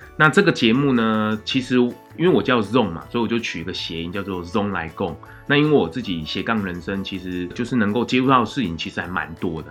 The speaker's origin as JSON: {"language": "Chinese", "region": "Changhua County", "country": "Taiwan", "tie": "born or raised there", "said": "我是彰化出生的小孩"}